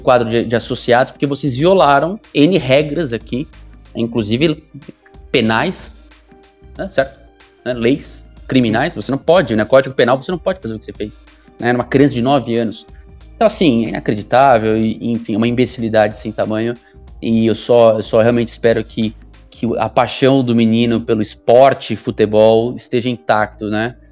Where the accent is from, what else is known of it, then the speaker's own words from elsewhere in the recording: Santos, São Paulo, Brazil; da minha cidade natal, né? Porque eu sou de Santos